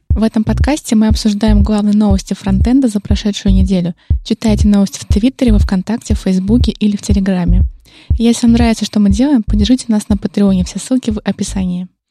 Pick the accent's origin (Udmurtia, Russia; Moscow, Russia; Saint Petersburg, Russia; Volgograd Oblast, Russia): Saint Petersburg, Russia; мы же из Питера